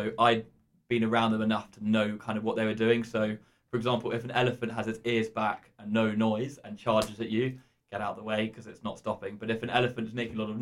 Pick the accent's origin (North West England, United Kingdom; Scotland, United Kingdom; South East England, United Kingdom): South East England, United Kingdom; Sussex; from Sussex.